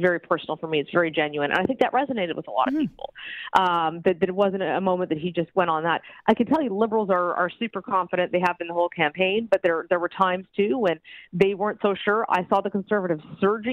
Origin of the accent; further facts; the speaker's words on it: Alberta, Canada; moved away; I'm from Alberta originally